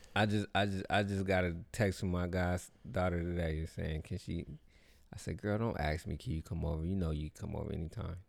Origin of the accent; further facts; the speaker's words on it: the Bay Area, California, United States; I'm from the Bay